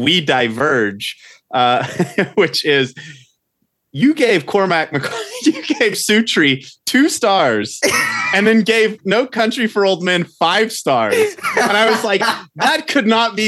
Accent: Oklahoma, United States; moved away as an adult; now in Montana, United States; I go back to Oklahoma

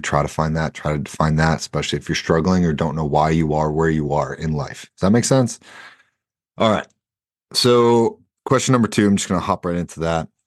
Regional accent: Boston, Massachusetts, United States; I'm also from Boston

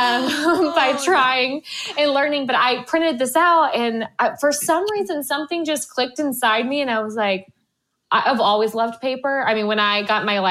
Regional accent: Florida, United States; I'm from Florida

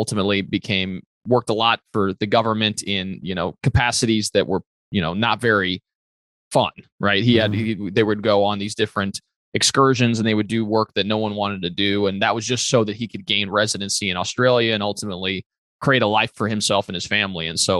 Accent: northeast Italy, Italy; born there; so I was born in Northeast Italy. My dad is Puerto Rican and he was in the Air Force as a pediatrician.

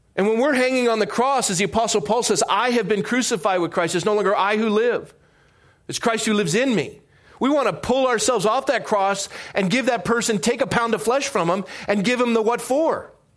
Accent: Coronado, California, United States; growing up in Coronado

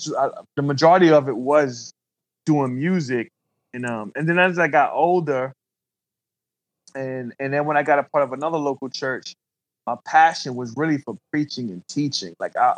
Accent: New York, United States; you know, growing up in New York, I heard that statement, like, yo, I'm about to hug the block.

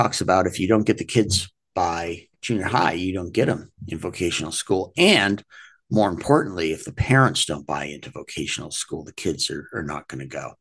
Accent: Portland, Maine, United States; moved away; I grew up in Portland, Maine, a very blue collar area at the time.

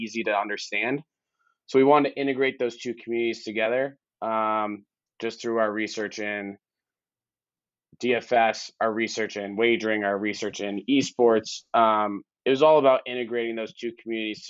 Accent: Boston, Massachusetts, United States; moved away; I'm from Boston originally, so I'm a Pats fan.

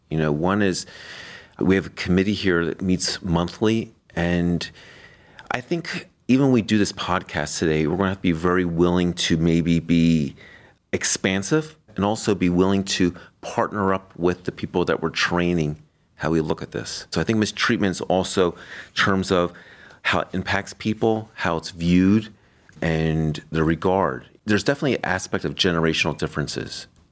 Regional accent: Florida, United States; now in Cleveland, United States; I was raised on the East Coast in Florida. I view Florida as my home state

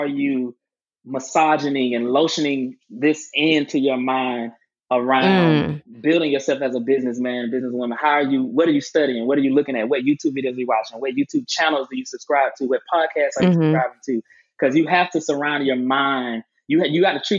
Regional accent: Albany, Georgia, United States; moved away as an adult; now in Atlanta, United States; I specifically went back to my hometown and bought property on the same side of town both of my grandparents' houses are

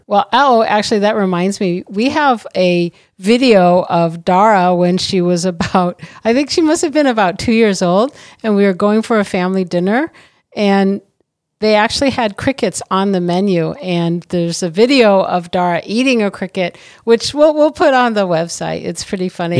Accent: South Bend, Indiana, United States; moved away; also born or lived in Los Angeles; I'd not eaten Mexican food before when I grew up in South Bend.

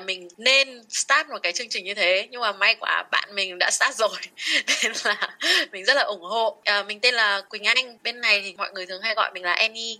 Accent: Vietnam; mình là người Việt Nam

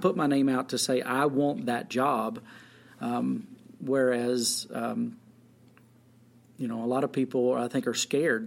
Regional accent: Jordan, Montana, United States; I'm from Jordan

